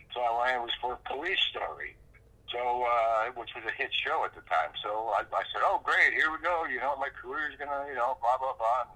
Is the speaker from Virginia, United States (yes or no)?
no; Connecticut, United States; also born or lived in New York / Los Angeles; now in Colorado, United States; I'm from Connecticut